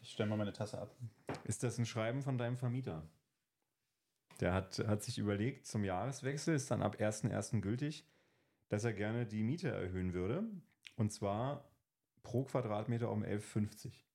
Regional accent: Berlin, Germany; moved away as an adult; now in Brandenburg, Germany; Ich bin in Berlin zur Schule gegangen

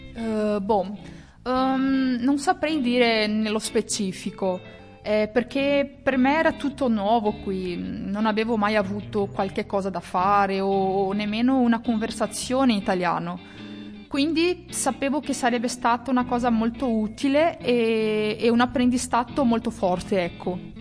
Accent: Toledo, Paraná, Brazil; Italian is a second language; moved away as an adult; now in Italy; vengo da, da Toledo, la regione del Paranà, Brasile

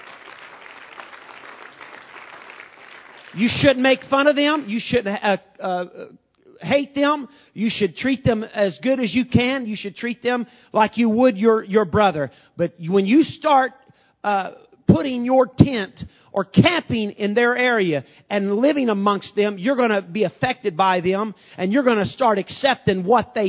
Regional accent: Southern Illinois, United States; moved away as an adult; now in Bloomington, United States; I moved from Podunk, Illinois, Southern Illinois, a town of 1,800 people

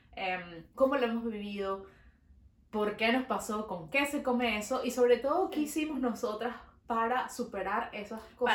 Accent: Venezuela; now in Montreal, Canada

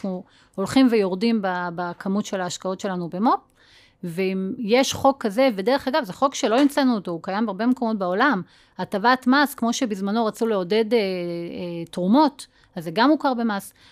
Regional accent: Northern District, Israel; אני גדלתי בגולן

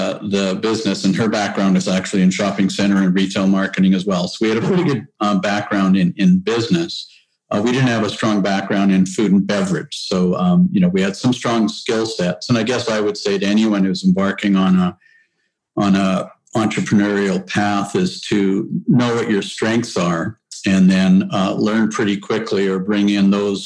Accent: High River, Alberta, Canada; now in Calgary, Canada; I'm a true Southern Albertan. I was born in High River and raised in a ranching family.

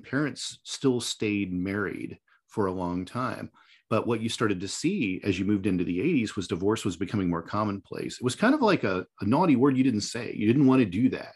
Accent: Indiana, United States; Indiana, my home state

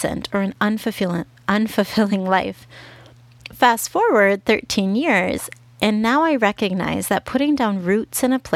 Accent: Minnesota, United States; first language English; moved away as an adult; now in Guadalajara, Mexico; home was still Minnesota

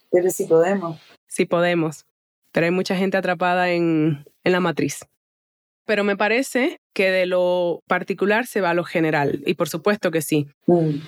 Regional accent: Chile; Así como bien chilena me quedo.

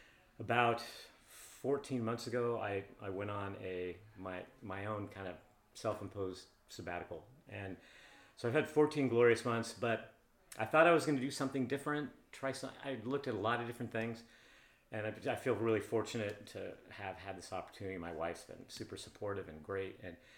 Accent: Seattle, Washington, United States; also born or lived in California; I went to Nathan Hill High School. I grew up in kind of the Wedgwood area in northeast Seattle, and then we bought a house where we brought our kids up about 10 blocks away.

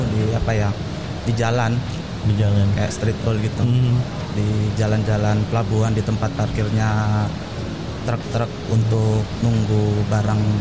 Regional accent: Pasuruan, East Java, Indonesia; Ya, lahir Pasuruan.

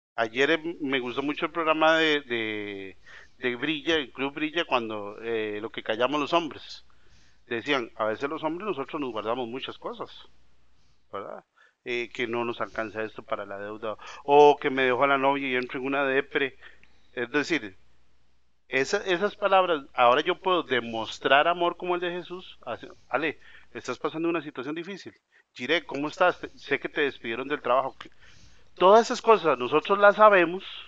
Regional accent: Costa Rica; como decimos los ticos

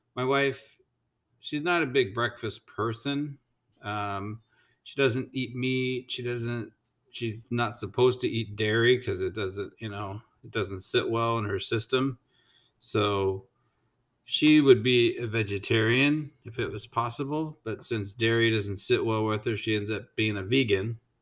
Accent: United States

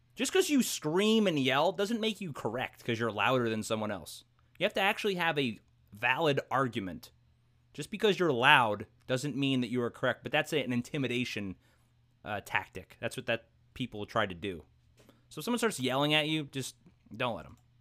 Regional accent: New York City, New York, United States; I grew up in Brooklyn, New York.

